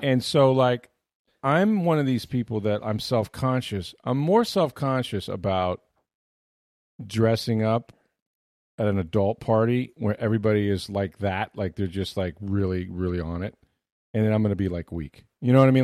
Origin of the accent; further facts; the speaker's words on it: St. Petersburg, Florida, United States; I grew up in Northwest Saint Petersburg